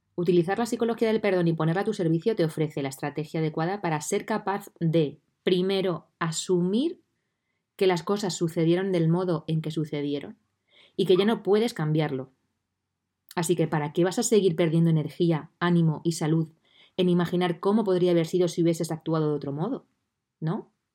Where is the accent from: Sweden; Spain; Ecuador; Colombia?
Spain; Puertollano, Castilla-La Mancha; estoy viviendo desde noviembre del 2020 de nuevo en Portollano, en mi ciudad natal